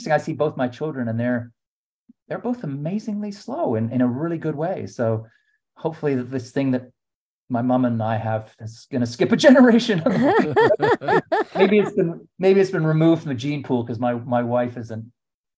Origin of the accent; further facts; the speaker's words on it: Canada; now in London, United Kingdom; as a Canadian